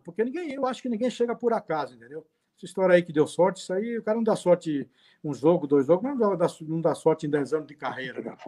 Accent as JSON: {"language": "Portuguese", "town": "Cubatão", "region": "São Paulo", "country": "Brazil", "tie": "born or raised there", "also_born_or_lived": "Rio de Janeiro", "said": "eu sou carioca, assim, nasci no Rio, né? Nasci, fui com seis meses, uma idade, fui para Cubatão, que é o Jardim Casqueiro, que é de Cubatão"}